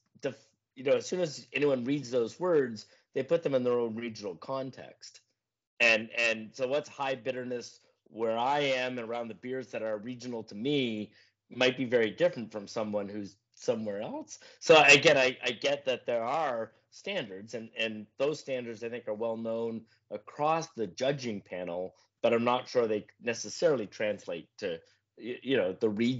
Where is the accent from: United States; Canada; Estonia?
Canada; I'm from Canada